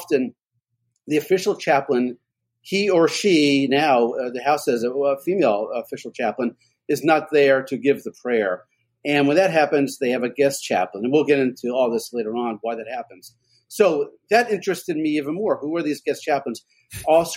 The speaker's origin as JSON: {"language": "English", "town": "Washington", "region": "District of Columbia", "country": "United States", "tie": "born or raised there", "also_born_or_lived": "Prince George's County, Maryland / Oxon Hill, Maryland / Greenbelt, Maryland", "lives_now": "Northern Virginia, United States", "said": "I grew up in the Washington, D.C. area. So I'm a lifelong Washingtonian"}